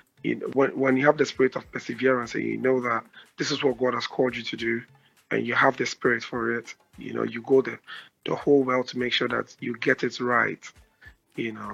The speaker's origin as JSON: {"language": "English", "region": "Ashanti", "country": "Ghana", "moved": "yes", "lives_now": "Accra, Ghana", "said": "I'm from the Ashanti region."}